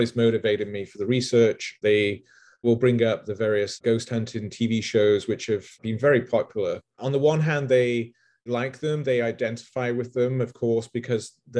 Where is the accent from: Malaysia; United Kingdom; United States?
United Kingdom; England; growing up in England